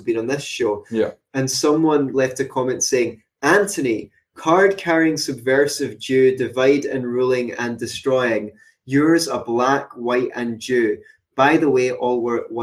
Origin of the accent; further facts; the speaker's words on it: Glasgow, Scotland, United Kingdom; I like being Glaswegian for some reason, especially when I'm out of Glasgow